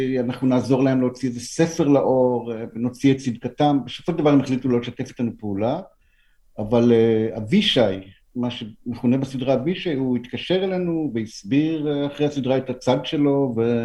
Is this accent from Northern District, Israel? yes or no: no; Nof Ayalon, Central District, Israel; now in Tel Aviv, Israel; ביישוב שגם אני גדלתי בו